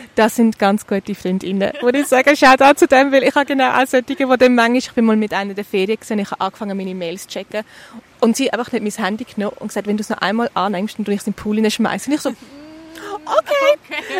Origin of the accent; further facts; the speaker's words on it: Eastern Switzerland, Switzerland; wir kommen ja beide aus der Ostschweiz